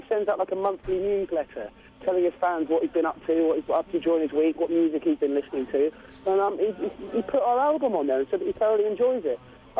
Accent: Bournemouth, South West England, United Kingdom; I'm from Bournemouth on the south coast.

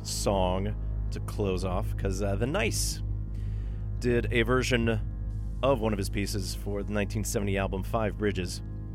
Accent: North Karelia, Finland; I'm from North Karelia, North Pohjois-Karjala, as we say.

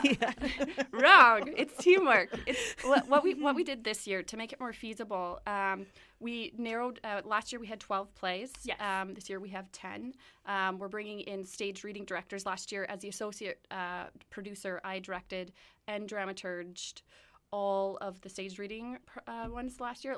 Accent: Winnipeg, Manitoba, Canada; I'm from Winnipeg

